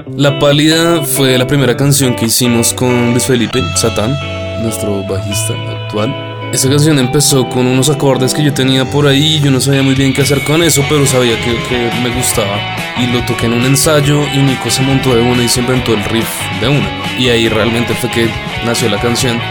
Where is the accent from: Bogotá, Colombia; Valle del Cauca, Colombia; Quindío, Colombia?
Bogotá, Colombia; Todos somos de Bogotá, Colombia